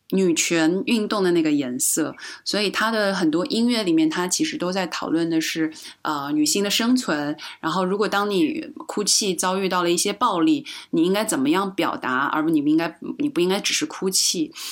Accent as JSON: {"language": "Chinese", "country": "China", "also_born_or_lived": "Shanghai", "moved": "yes", "lives_now": "Madrid, Spain", "said": "我自己作为，呃，中国人"}